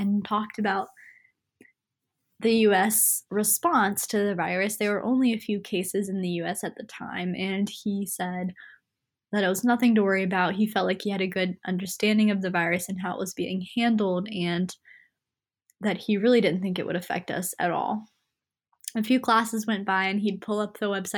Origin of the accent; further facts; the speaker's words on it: Salisbury, North Carolina, United States; moved away as an adult; now in Boone, United States; I'm originally from Salisbury, North Carolina, about 2 hours away